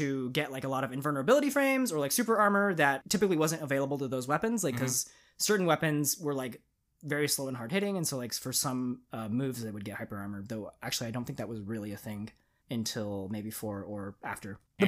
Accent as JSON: {"language": "English", "country": "United States", "said": "Hey, man, I'm American."}